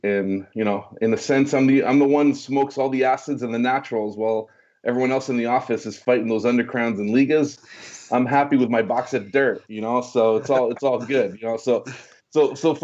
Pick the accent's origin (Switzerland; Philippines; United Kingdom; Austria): Switzerland; moved away; also born or lived in Orange County, California; I speak fluent French because I was born in Switzerland.